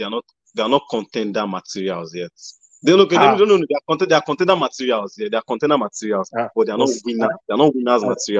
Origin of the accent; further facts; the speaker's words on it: Nigeria; I'm in Nigerian.